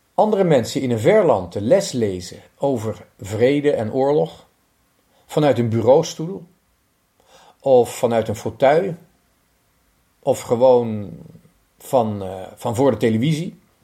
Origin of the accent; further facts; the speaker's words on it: Netherlands; moved away; also born or lived in Lithuania; Ik ben Hollander